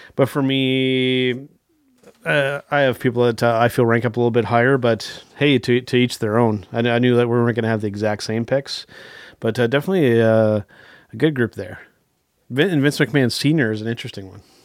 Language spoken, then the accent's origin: English; Canada; I'm we're Canadian